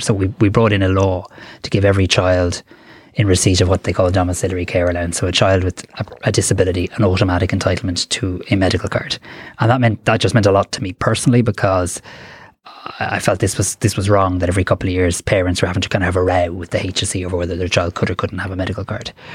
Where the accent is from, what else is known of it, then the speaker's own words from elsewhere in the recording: Greystones, Leinster, Ireland; as a kind of moody, opinionated teenager in Greystones